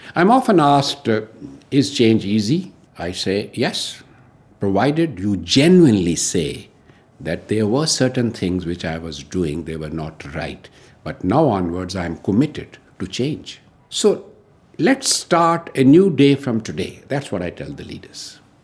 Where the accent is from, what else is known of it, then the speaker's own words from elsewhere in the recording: New Delhi, Delhi, India; I'm from New Delhi, India.